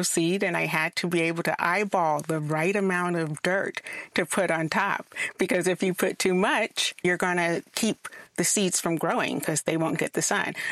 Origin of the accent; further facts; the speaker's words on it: South Carolina, United States; I'm from South Carolina.